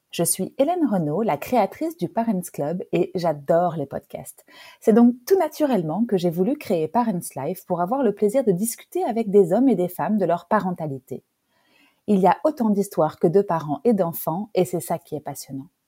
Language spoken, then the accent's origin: French; Nîmes, Occitania, France; born there; donc je suis née à Nîmes.